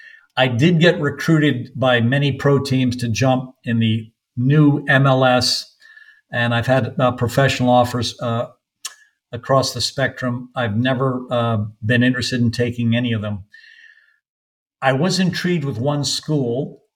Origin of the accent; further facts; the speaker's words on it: North Carolina, United States; And that was my home state. Every 3 years, we spent 3 months on a tobacco farm in Lewisburg, North Carolina. So I was a native North Carolinian.